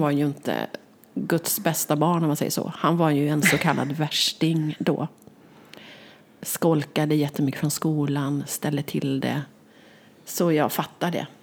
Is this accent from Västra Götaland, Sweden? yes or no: yes; Västergötland, Västra Götaland, Sweden; jag är en västgöte